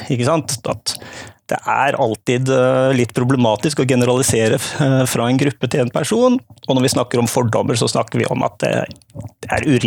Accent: Southern Norway, Norway; For det andre er jeg Født og oppvokst på Sørlandet, men prøver tydeligvis å skjule det så godt jeg kan i dialekten.

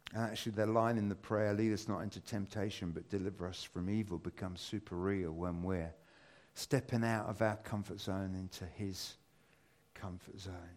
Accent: United Kingdom; as British people

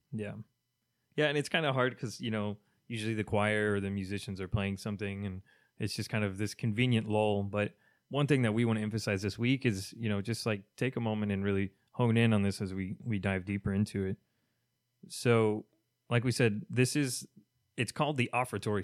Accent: Kentucky, United States; now in Miami, United States; I am from Kentucky, so I'm gonna be missing my southern foods

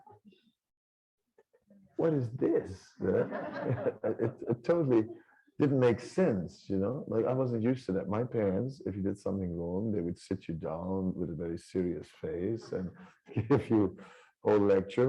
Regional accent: Holland near Amsterdam, North Holland, Netherlands; my family, I'm from Holland near Amsterdam

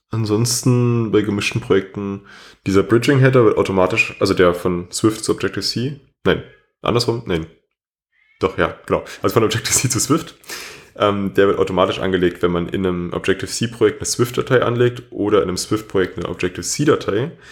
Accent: Berlin, Germany; Gut, ich komme jetzt auch aus Berlin und da ist natürlich noch was anderes.

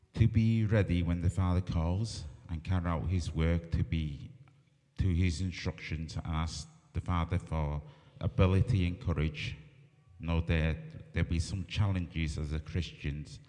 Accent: Barrow-in-Furness, North West England, United Kingdom; also born or lived in Hong Kong; I moved to Barrow when I was five months old. I've been here, well, most of my life.

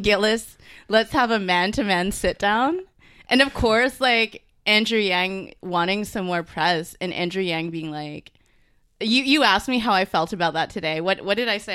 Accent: Canada; also born or lived in Singapore; I am from Singapore, but I'm of Chinese descent, even though I was born here in Canada, so I'm a thousand percent Canadian

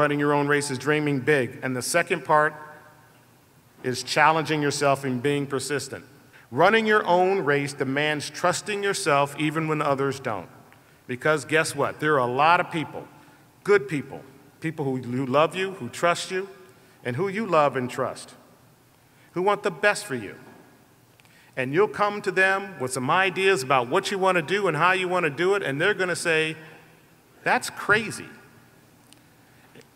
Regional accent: Colorado, United States; a 10-year-old boy growing up in Colorado

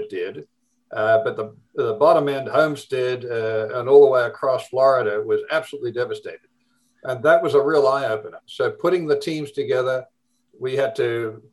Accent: Australia; accent: Australian; moved away as an adult; also born or lived in United States; I'm from the Deep South. I'm from Australia.

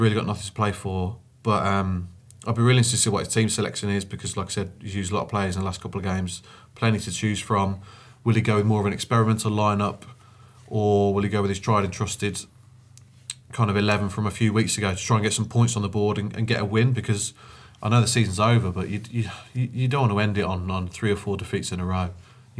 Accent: United Kingdom; we're British

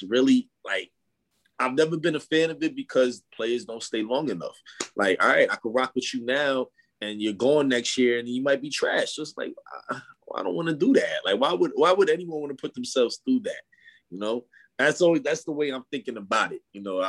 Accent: New York City, New York, United States; I know I'm a New Yorker

